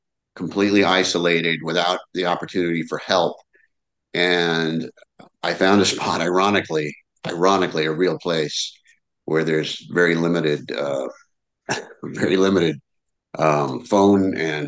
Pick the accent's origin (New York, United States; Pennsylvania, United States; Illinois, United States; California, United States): California, United States; San Diego; I live in San Diego, and I grew up in La Jolla